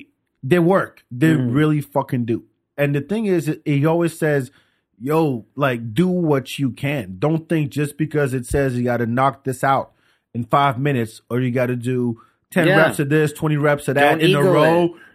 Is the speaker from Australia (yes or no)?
no; France; So one of my boys I grew up with in France.